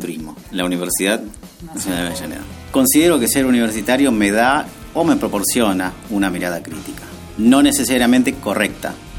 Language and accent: Spanish; Quito, Pichincha, Ecuador; soy de aquí, de Quito